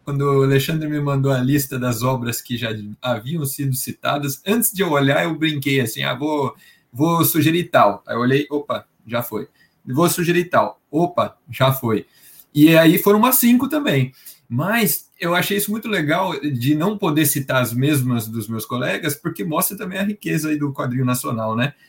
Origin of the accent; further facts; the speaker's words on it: interior of São Paulo, Brazil; Sou de São Paulo interior de São Paulo